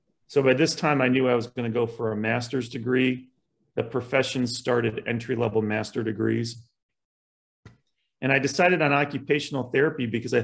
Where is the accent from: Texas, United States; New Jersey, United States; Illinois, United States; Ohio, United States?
Ohio, United States; Columbus; also born or lived in Buffalo, New York / South Carolina; when I was 6 months old, my father moved us from Buffalo to Columbus, Ohio. He broke away to start his own business. And so I grew up in Catholic schools